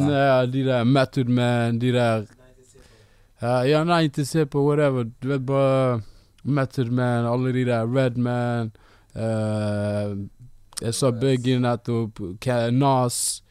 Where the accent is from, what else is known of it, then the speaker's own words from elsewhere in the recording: Bergen, Vestland, Norway; also born or lived in Ethiopia; Jeg er fra Bergen, opprinnelig fra Etiopia.